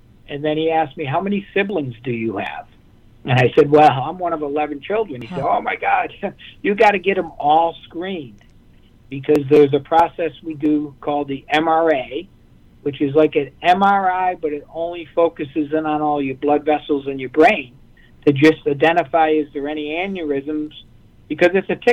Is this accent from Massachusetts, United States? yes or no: yes; Worcester, Massachusetts, United States; moved away; also born or lived in Lowell, Massachusetts; I grew up outside of Worcester